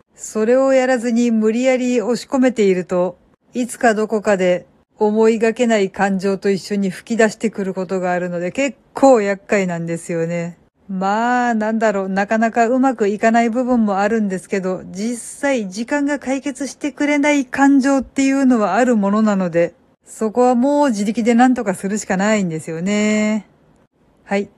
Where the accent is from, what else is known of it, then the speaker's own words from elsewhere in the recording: Kansai, Japan; moved away; 私はもともと関西人で、その日その時間は当然実家で寝てたわけなんですけど